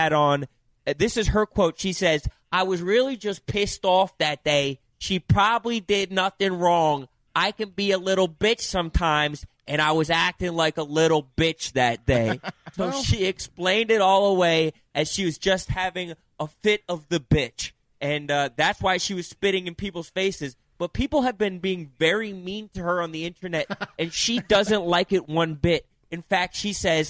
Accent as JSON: {"language": "English", "town": "Philadelphia", "region": "Pennsylvania", "country": "United States", "tie": "born or raised there", "said": "my hometown of Philadelphia"}